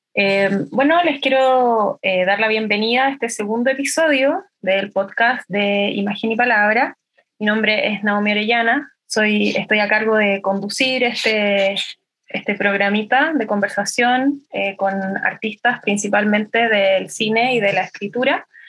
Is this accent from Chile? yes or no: yes; Santiago, Santiago Metropolitan Region, Chile; yo soy de Santiago